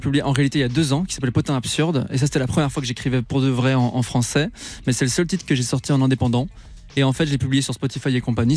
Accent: Belgium; j'ai 21 ans, je suis belge

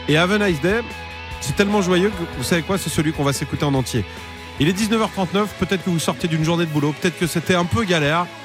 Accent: Lille, Hauts-de-France, France; je viens de Lille.

